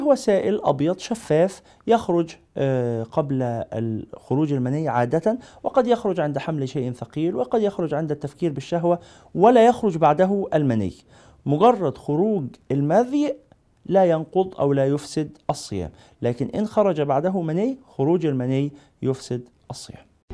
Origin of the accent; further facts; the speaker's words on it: Egypt; عندنا في مصر